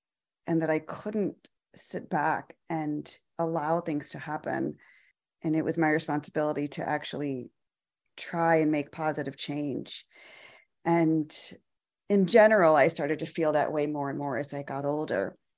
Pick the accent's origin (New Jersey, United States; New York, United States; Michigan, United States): Michigan, United States; now in Atlanta, United States; I grew up in Michigan, actually. I'm a daughter of Indian immigrants.